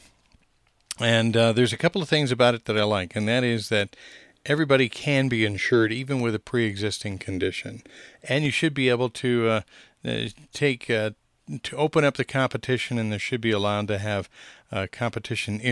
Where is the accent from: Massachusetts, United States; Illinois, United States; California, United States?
Illinois, United States; Peoria; now in Albuquerque, United States; Methodist Hospital, which is where I was born in Peoria, Illinois.